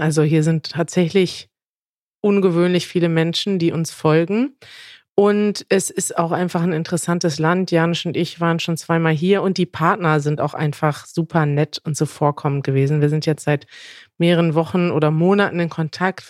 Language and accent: German; Germany; als Deutsche